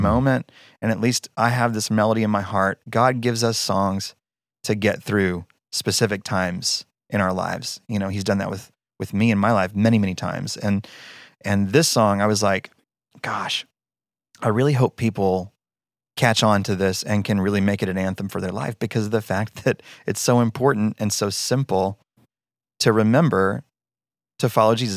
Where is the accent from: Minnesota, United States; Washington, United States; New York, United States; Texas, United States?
Texas, United States; Denton; moved away as an adult; now in Annapolis, United States; I'm, I'm from Denton, Texas. Moved us from Denton, Texas to Annapolis, Maryland